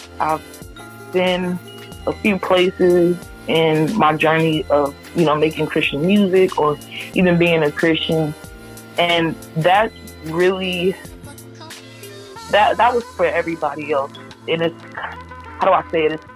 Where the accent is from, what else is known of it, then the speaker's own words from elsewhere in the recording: Louisiana, United States; I'm from Louisiana